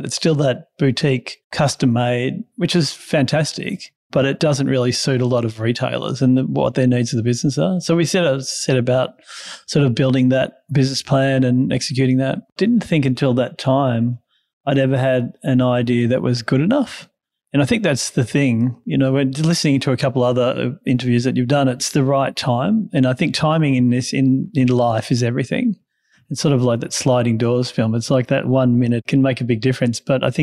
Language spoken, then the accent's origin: English; country Victoria, Australia; also born or lived in Canberra, Australian Capital Territory; I was born in Canberra and then our family moved to country Victoria